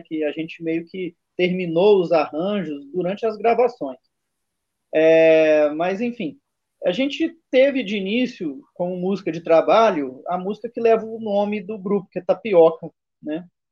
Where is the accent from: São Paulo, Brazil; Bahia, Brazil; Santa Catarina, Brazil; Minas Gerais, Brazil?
Minas Gerais, Brazil; eu sou mineiro